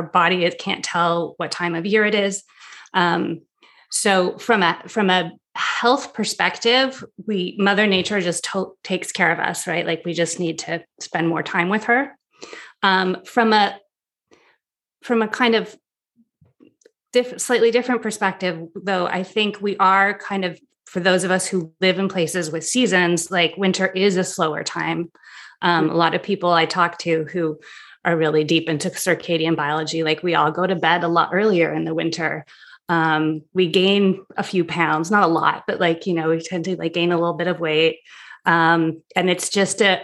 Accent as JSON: {"language": "English", "country": "Canada", "also_born_or_lived": "France", "moved": "yes", "lives_now": "New York, United States", "said": "I'm from Canada"}